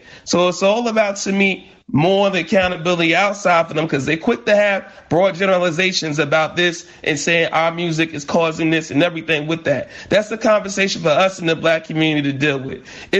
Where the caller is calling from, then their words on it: Brooklyn, New York, United States; Right here in Brooklyn, New York, in Bed-Stuy.